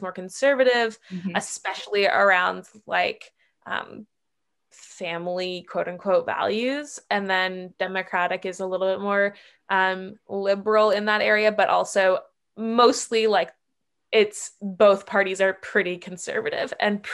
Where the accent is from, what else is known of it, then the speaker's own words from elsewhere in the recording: near Boston, Massachusetts, United States; moved away; I'm from Massachusetts originally, okay. From near Boston